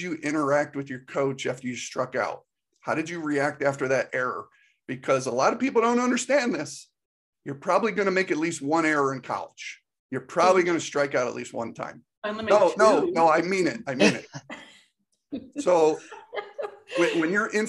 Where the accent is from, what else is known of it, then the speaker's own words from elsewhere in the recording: Northeast, United States; moved away as an adult; now in Georgia, United States; I grew up in the Northeast